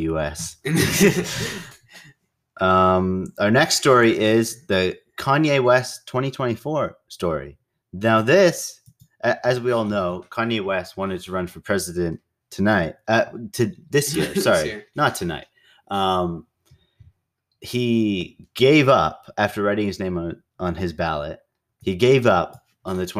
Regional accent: Canada; as a Canadian

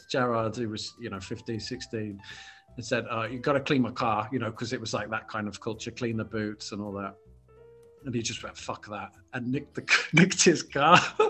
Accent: Telford, West Midlands, United Kingdom; I'm from Telford

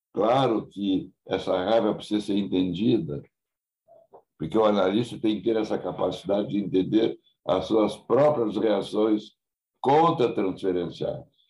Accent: Porto Alegre, Rio Grande do Sul, Brazil; Nunca saí de Porto Alegre

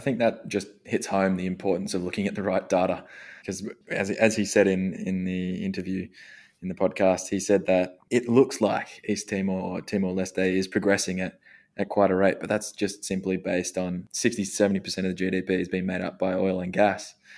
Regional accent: Australia; growing up in Australia

